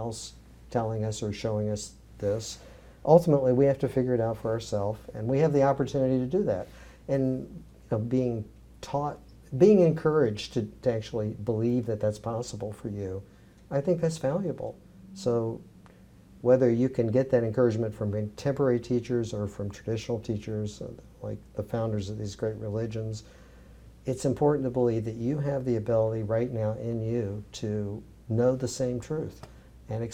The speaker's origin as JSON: {"language": "English", "region": "the South", "country": "United States", "tie": "born or raised there", "said": "where I grew up in the South"}